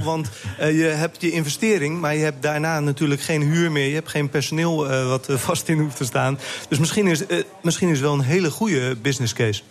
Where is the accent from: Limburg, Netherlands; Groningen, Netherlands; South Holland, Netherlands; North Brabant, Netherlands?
South Holland, Netherlands; Westland; ik kom uit het Westland, dus ehm, ik heb daar ook een restaurant gehad